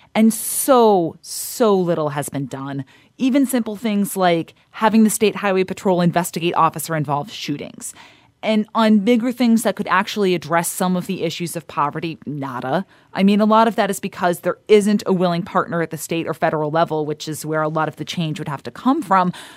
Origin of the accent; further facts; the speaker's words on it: St. Louis, Missouri, United States; I grew up in Saint Louis